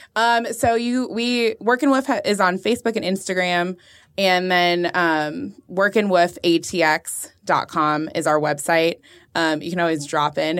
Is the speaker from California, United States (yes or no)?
yes; Orange County, California, United States; moved away as an adult; also born or lived in Chicago; now in Austin, United States; I grew up in Orange County